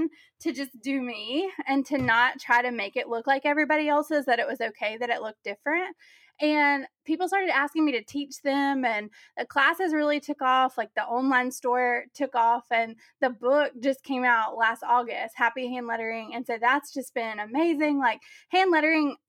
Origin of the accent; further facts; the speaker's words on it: the South, United States; I'm from the South